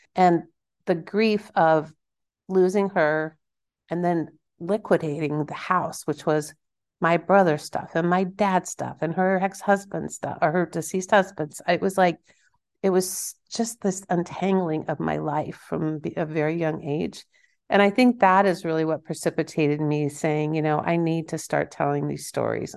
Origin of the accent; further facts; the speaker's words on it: Kansas, United States; I'm from Kansas.